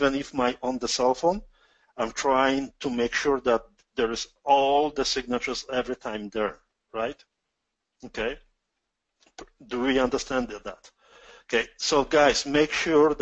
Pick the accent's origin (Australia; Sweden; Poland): Poland; accent: strong Polish; English is a second language; now in Canada; my strong Polish accent.